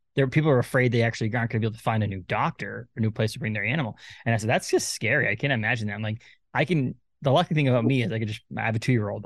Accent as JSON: {"language": "English", "region": "Maine", "country": "United States", "said": "We're from Maine"}